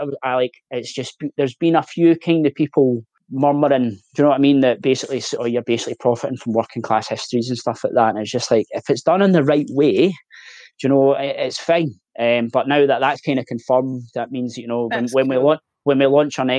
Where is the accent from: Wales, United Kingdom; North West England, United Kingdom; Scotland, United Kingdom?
Scotland, United Kingdom; Glasgow; I'm originally from Glasgow